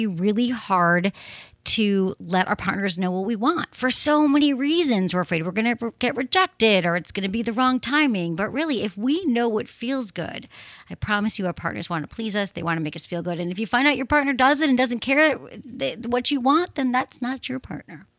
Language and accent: English; Michigan, United States; I'm from Michigan